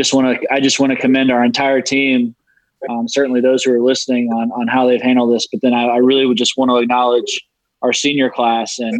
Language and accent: English; Charlotte, North Carolina, United States; growing up in Charlotte, North Carolina